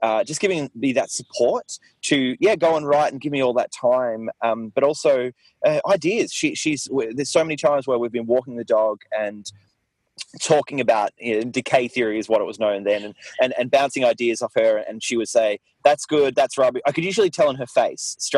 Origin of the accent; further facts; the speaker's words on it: Mornington, Victoria, Australia; I grew up in Mornington, actually, which is where I am now, which is a small town, a small beachside town